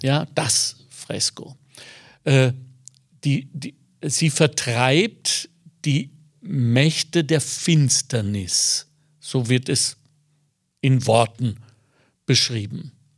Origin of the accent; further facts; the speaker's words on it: Ruhr area, North Rhine-Westphalia, Germany; now in Lower Austria, Austria; ich bin so aufgewachsen, ich komme aus dem Ruhrgebiet